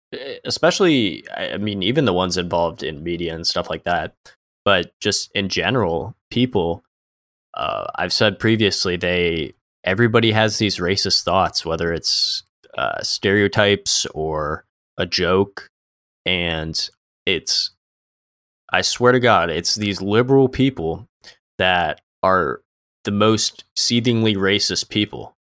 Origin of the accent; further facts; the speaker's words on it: Florida, United States; a lot of people, especially we're from Florida, a lot of Cubans, they came from communism